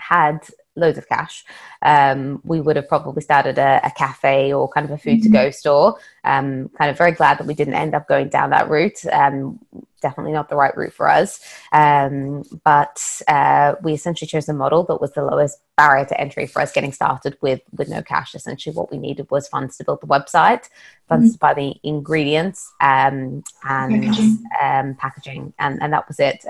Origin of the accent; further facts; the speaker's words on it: Australia; moved away; I'm originally from Australia, and back in Australia, I actually trained as a chef